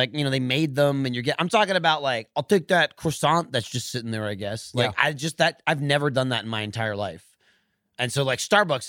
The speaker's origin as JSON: {"language": "English", "region": "East Coast", "country": "United States", "tie": "born or raised there", "moved": "yes", "said": "I grew up on the East Coast and it's like diner is law."}